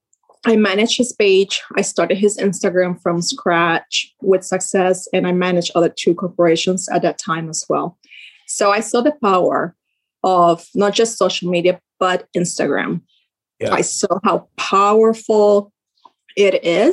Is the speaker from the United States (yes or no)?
yes; Sarasota, Florida, United States; I'm from Sarasota, Florida.